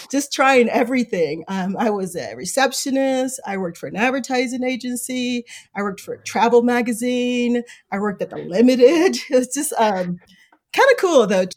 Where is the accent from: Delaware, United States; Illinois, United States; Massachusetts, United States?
Illinois, United States; Chicago; now in South Bend, United States; I grew up in Chicago on the South Side. You hear a lot about Inglewood, that's where I grew up